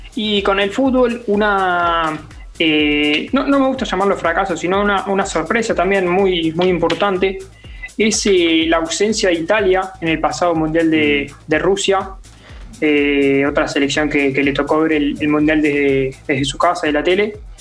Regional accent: Argentina; me tocó vivir como, argentino

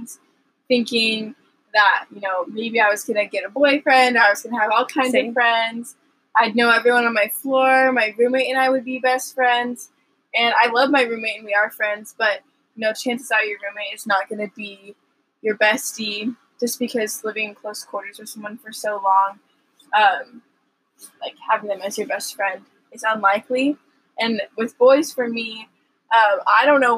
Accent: Seattle, Washington, United States; moved away as an adult; also born or lived in Texas; I'm from Seattle, Washington

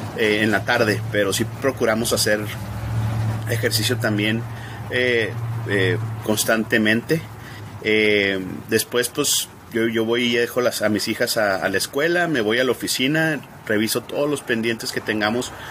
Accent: Ciudad Juárez, Chihuahua, Mexico; moved away as an adult; now in El Paso, United States; yo me crié en Ciudad Juárez, eh, desde pequeño, pues mis padres ahí vivían en Ciudad Juárez y eh, yo nací aquí en El Paso, cuando me casé me vine para acá

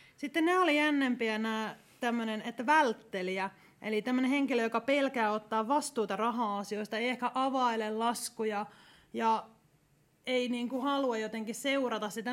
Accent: Ostrobothnia, Finland; mä olen Pohjanmaalta kotoisin

